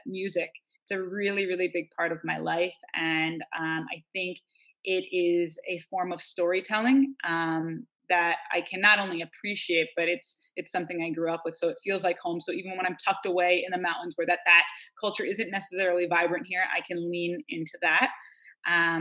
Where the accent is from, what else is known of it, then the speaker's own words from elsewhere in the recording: New York, United States; now in Northern California, United States; I'm from New York, and I live out here in Northern California, in the mountains.